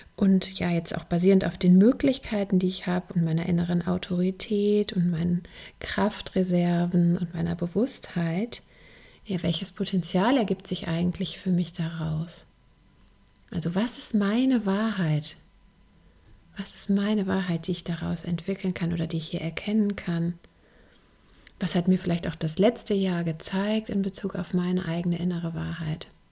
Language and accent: German; Germany; hier bei uns in Deutschland